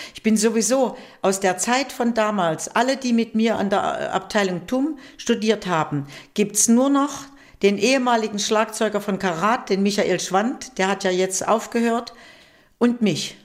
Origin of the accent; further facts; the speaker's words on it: Weimar, Thuringia, Germany; moved away as an adult; also born or lived in Düsseldorf; ich bin in Oberweimar geboren